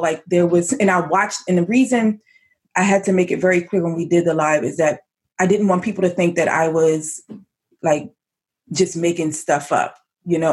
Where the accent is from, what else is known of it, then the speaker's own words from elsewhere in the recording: Elkridge, Maryland, United States; I grew up in a town called Howard County. Actually, it's called Elk Ridge, but it's in Howard County, Maryland.